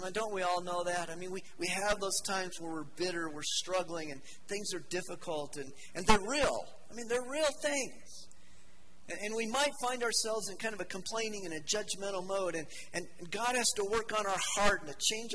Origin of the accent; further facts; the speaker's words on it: Denver, Colorado, United States; I grew up in Denver